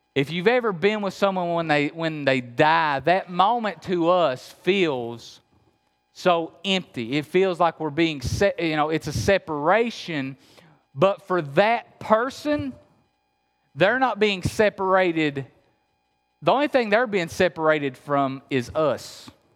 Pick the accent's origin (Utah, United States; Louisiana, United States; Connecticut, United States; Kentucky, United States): Kentucky, United States; Appalachia; I'm really from Kentucky. You hear the accent? I'm really from Kentucky, okay? Uh, so, yeah, I'm, I'm, I'm from Appalachia